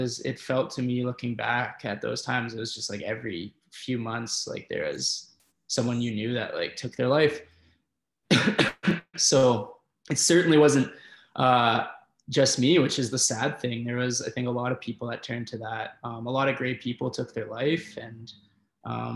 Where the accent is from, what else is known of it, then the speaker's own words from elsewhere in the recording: Red Deer, Alberta, Canada; growing up in Red Deer, where there's not an awful lot of things